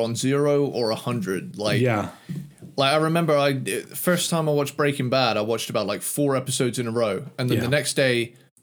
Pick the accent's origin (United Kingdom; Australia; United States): United Kingdom; as a British person